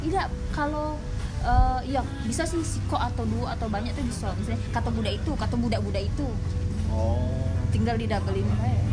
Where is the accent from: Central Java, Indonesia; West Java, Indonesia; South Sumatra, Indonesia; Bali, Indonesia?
South Sumatra, Indonesia; Palembang; aku pakai bahasa Palembang karena lahir besar di sini